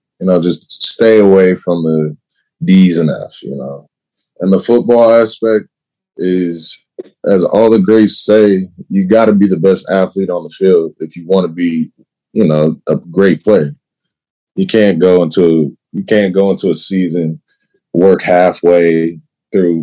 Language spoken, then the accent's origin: English; Chicago, Illinois, United States; moved away; I'm from Chicago.